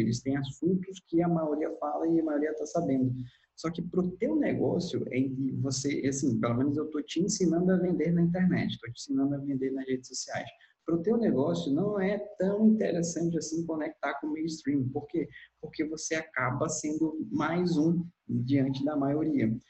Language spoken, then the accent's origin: Portuguese; Manaus, Amazonas, Brazil; eu sou de Manaus, atuo aqui na região